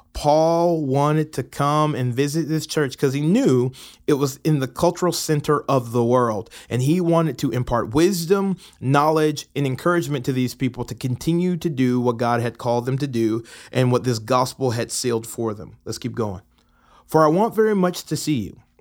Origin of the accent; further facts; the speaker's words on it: Atlanta, Georgia, United States; moved away as an adult; now in Murfreesboro, United States; I'm originally from Atlanta, Georgia, have been living in Murfreesboro for the last, I guess, two and a half years